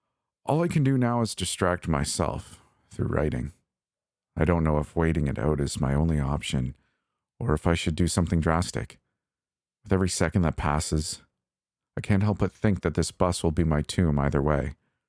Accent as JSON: {"language": "English", "town": "Toronto", "region": "Ontario", "country": "Canada", "tie": "born or raised there", "said": "Typically, I'd brush it off as the same crap transit service I grew up with in Toronto."}